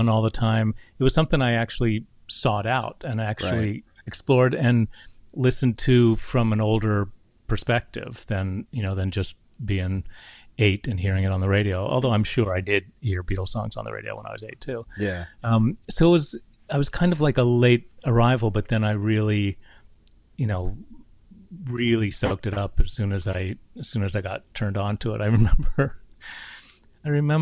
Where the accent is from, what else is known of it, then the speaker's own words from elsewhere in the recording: West Virginia, United States; I grew up in West Virginia